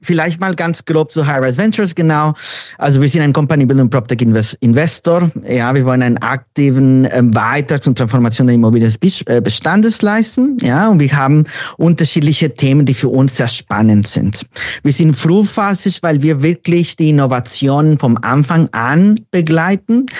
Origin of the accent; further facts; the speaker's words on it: Mexico; German is a second language; moved away as an adult; now in Berlin, Germany; Ich bin gebürtiger Mexikaner, genau. Ich bin aber Wahlberliner seit zehn Jahren.